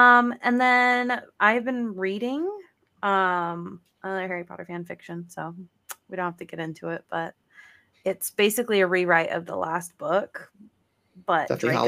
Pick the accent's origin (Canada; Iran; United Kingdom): United Kingdom; Because we're like British people.